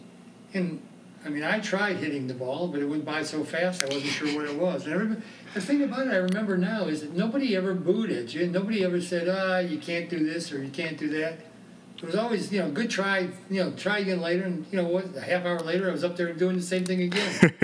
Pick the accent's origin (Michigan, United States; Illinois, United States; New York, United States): Illinois, United States; Chicago; now in Atlanta, United States; when I grew up in Chicago